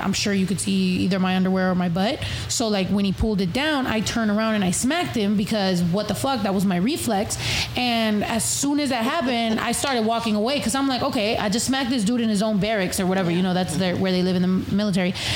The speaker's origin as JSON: {"language": "English", "region": "California", "country": "United States", "first_language": "Spanish", "second_language": "English", "said": "I'm from California"}